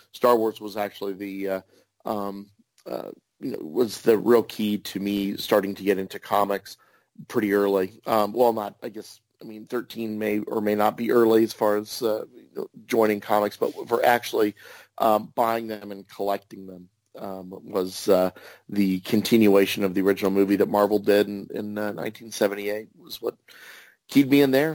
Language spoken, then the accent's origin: English; Kansas, United States; also born or lived in New York State; I was born in New York State, but moved to uh, Kansas right around the time of the moonshot of the Apollo 11